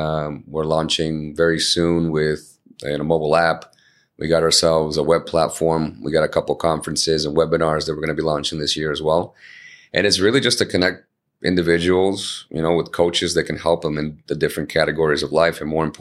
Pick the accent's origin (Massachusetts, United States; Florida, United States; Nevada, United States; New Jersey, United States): Massachusetts, United States; Chelsea; English is a second language; we grew up in Chelsea